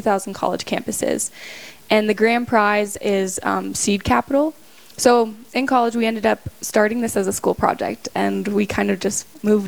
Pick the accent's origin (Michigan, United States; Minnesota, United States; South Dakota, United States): South Dakota, United States; Rapid City; I grew up in Rapid City, South Dakota, and once I get married next year, I'll be moving to Bismarck, North Dakota